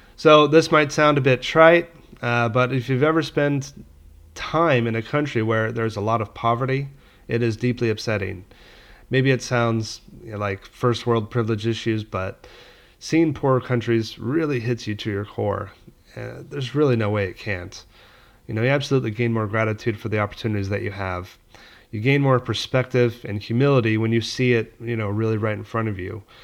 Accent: Palm Springs, California, United States; also born or lived in Los Angeles; my family moved a couple hours away to Palm Springs when I was little

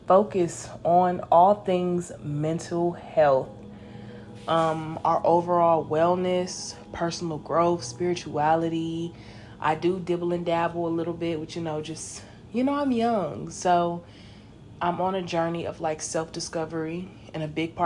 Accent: Los Angeles, California, United States; now in Texas, United States; I am 22 and I'm from Los Angeles.

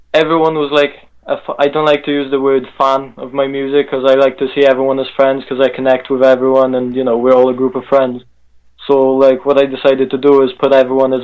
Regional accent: South Wales, United Kingdom; also born or lived in Poland; I moved here when I was like 8, so I've been here for a good like 10 years now

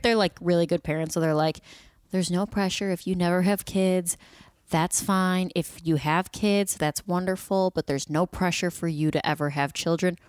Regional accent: Midwest, United States; I'm from the Midwest.

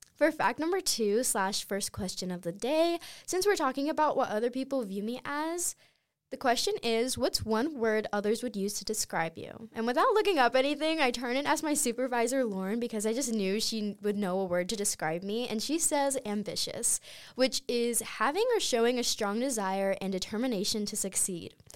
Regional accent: Clinton, North Carolina, United States; moved away; my hometown, Clinton, North Carolina

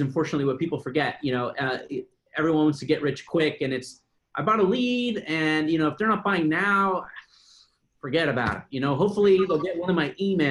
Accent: San Diego, California, United States; I'm from San Diego

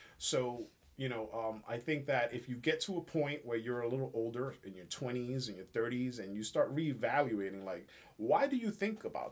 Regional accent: New York City, New York, United States; I happen to be born and raised in the Bronx

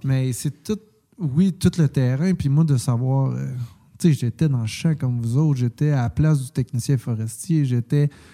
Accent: Quebec, Canada; je suis québécois

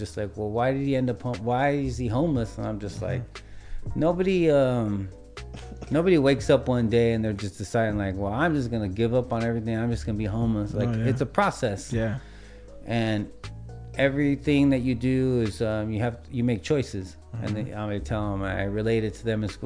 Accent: Wilmington, California, United States; also born or lived in San Pedro, California; I enjoyed growing up in Wilmington

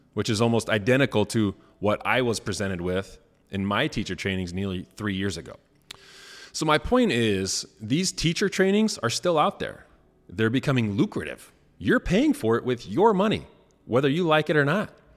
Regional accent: Rensselaer, Indiana, United States; my hometown, uh, Rensselaer, Indiana

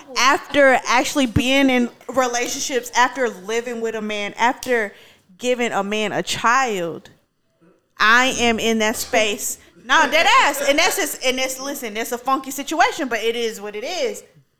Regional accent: Aguascalientes, Mexico; Ooh, ooh, let me say it correctly. Aguascalientes, Mexico.

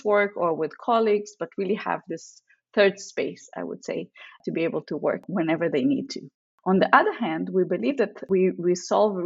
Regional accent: Israel; moved away as an adult; also born or lived in Russia; now in San Francisco, United States; I lived in Israel most of my life. I'm actually a second-time immigrant. I was born in Russia.

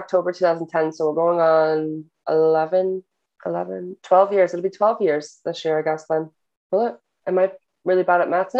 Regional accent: New Jersey, United States; now in Ireland; I am originally from New Jersey. Don't live in New Jersey anymore. I live in Ireland now.

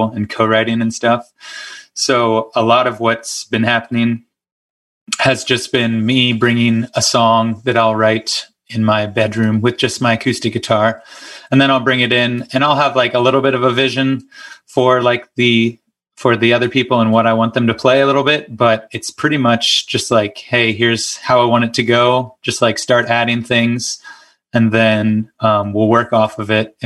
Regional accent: Moon, Pennsylvania, United States; also born or lived in Bluffton, Ohio; I grew up in Moon, which is right outside of Pittsburgh

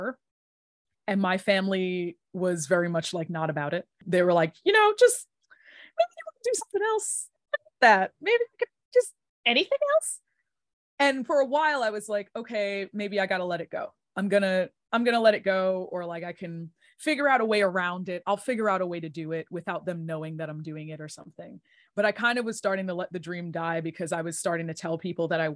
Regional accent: New York, United States; I'm born and raised in New York

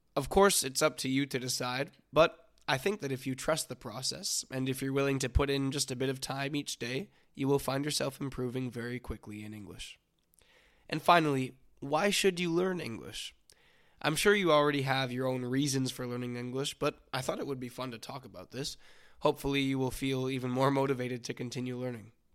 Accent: near Vancouver, British Columbia, Canada; I was born and raised near Vancouver, British Columbia, Canada

